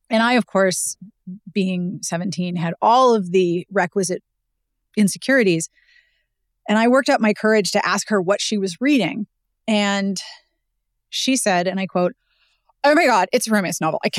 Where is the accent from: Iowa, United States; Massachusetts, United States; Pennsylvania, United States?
Pennsylvania, United States; Pittsburgh; Um, I was born and raised in Pittsburgh